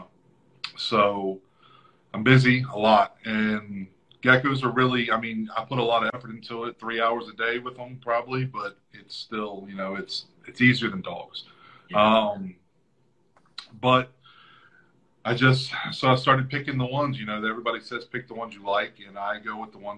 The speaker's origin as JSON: {"language": "English", "country": "United States", "said": "I'm from the United States"}